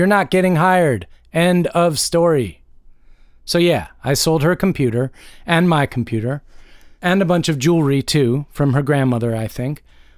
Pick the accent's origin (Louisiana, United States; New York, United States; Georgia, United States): Georgia, United States; as this activity is not quite legal yet in my home state of Georgia.